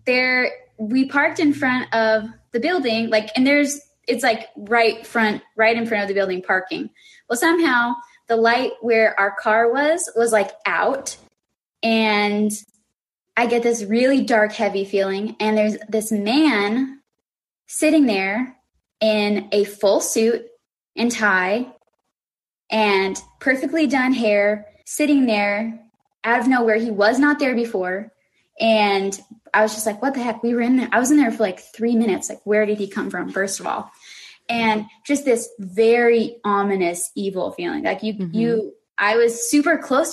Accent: Tucson, Arizona, United States; I am from Tucson, Arizona

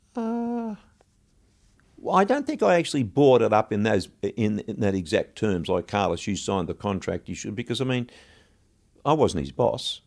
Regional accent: Australia; moved away as an adult; also born or lived in London; we're from Australia

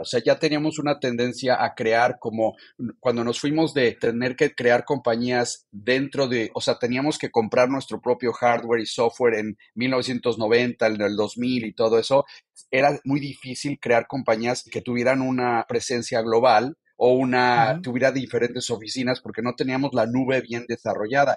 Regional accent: Mexico City, Mexico; moved away; also born or lived in Tijuana / San Diego; Yo nací, crecí en México, en la Ciudad de México

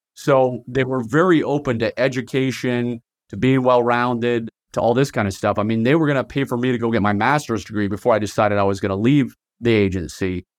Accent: Virginia, United States; moved away as an adult; also born or lived in Southern Utah; now in Utah, United States; I was born and raised in Virginia, just right outside of Washington, D C

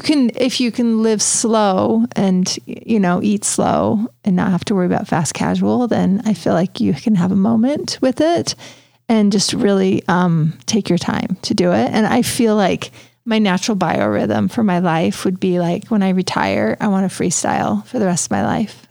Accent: Richville, Utah, United States; I'm from Richville

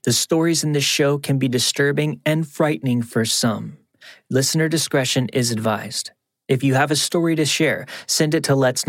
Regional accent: Tennessee, United States; also born or lived in Atlanta; A little backstory about me, I'm originally from the Appalachian Mountains in East Tennessee and had moved to Atlanta when I was very young. My hometown is a very small and isolated town that sits in the valley surrounded by beautiful mountains.

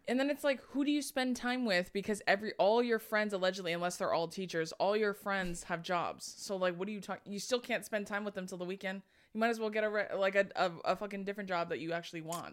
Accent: Corona, California, United States; also born or lived in Hawaii; I'm from Corona

